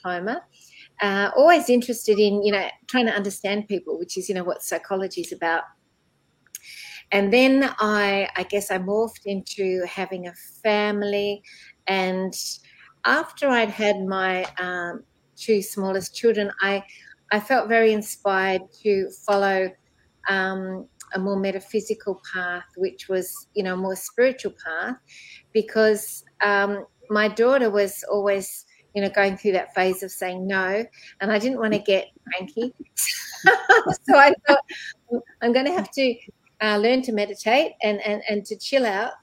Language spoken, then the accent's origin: English; Melbourne, Victoria, Australia; I was born in Melbourne, Australia, actually in a suburb called Templestowe